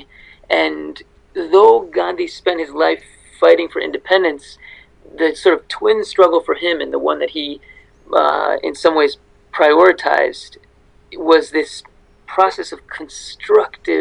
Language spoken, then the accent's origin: English; United States; I grew up in the United States